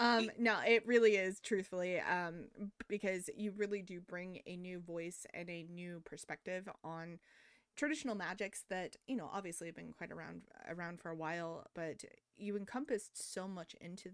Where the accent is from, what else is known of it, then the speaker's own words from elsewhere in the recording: United States; as Americans